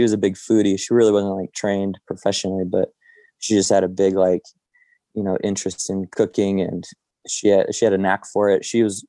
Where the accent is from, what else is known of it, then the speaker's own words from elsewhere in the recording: Morgan Hill, California, United States; moved away as an adult; now in Santa Ynez Valley, United States; I grew up in San Jose in a very small town south of there called Morgan Hill.